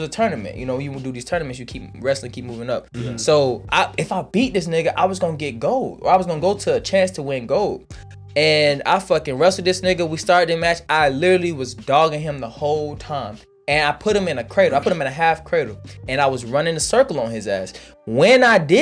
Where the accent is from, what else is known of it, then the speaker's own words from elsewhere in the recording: Fulton County, Georgia, United States; I was born on Cleveland, raised on Washington Road, moved on, lived on Gobbie, lived on Old Nat, lived in Camelot.